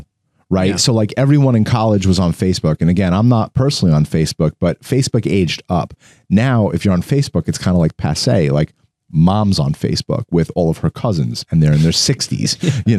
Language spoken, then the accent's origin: English; Long Island, New York, United States; we're normal schmucks from Long Island.